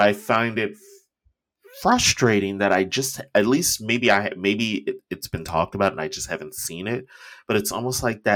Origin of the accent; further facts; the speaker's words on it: Cincinnati, Ohio, United States; moved away as an adult; I moved away from Cincinnati the moment I graduated high school